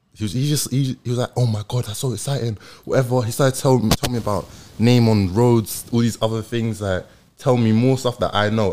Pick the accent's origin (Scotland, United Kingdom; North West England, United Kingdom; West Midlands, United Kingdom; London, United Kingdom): London, United Kingdom; I grew up in Tottenham